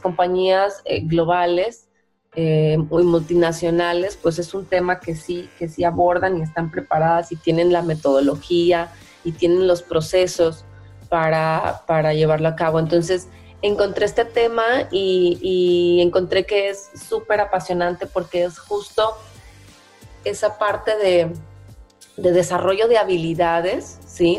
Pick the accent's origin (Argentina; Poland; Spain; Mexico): Mexico; Veracruz; moved away as an adult; now in Monterrey, Mexico; soy de Veracruz, del estado de Veracruz, originaria, pero ya muchos años viviendo